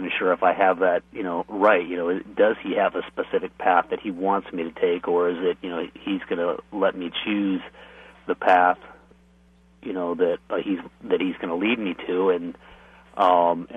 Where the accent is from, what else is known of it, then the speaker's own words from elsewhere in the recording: California, United States; now in Oregon, United States; My wife really, we're from California